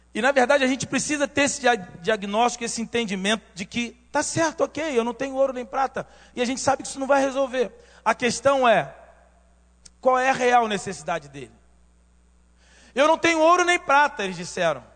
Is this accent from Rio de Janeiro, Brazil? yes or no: yes; Rio de Janeiro, Brazil; eu nasci em Realengo nasci em Realengo, cresci em Realengo e depois saí para o mundo